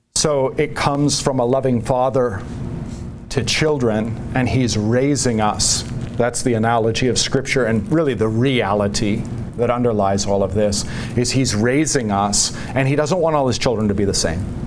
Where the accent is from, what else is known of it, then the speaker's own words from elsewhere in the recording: United States; as an American